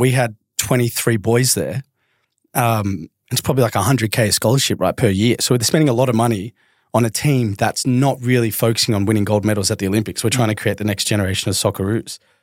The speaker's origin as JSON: {"language": "English", "town": "Melbourne", "region": "Victoria", "country": "Australia", "tie": "born or raised there", "said": "I grew up in the Southeast of Melbourne."}